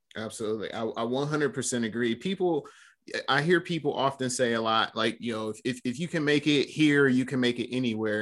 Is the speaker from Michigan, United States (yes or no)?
yes; Flint, Michigan, United States; you mentioned Flint. That's, that's where we're both born and raised